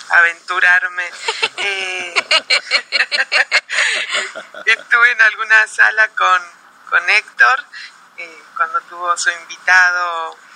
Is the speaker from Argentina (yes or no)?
yes; Argentina; Yo soy la argentina